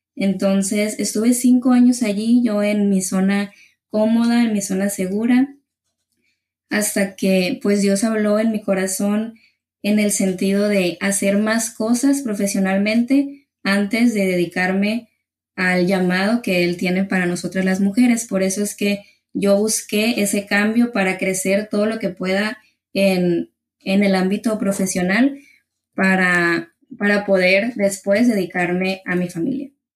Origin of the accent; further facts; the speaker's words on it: Ciudad Obregón, Sonora, Mexico; yo soy aquí de Ciudad Obregón, Sonora, en México